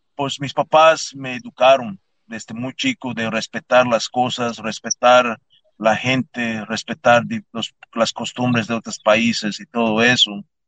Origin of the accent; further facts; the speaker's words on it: Yucatán, Mexico; moved away; also born or lived in Tampa, Florida; Yo nací en el estado de Yucatán, nací en Mérida, yo crecí en, una, en un pueblito fuera de Mérida, de Yucatán, que se llama Tecash